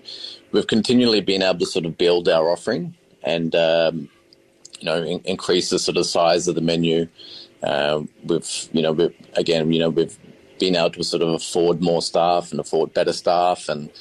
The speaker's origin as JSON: {"language": "English", "region": "Queensland", "country": "Australia", "said": "I'm the oldest of six boys. So I come from Queensland and we never really ate out at all."}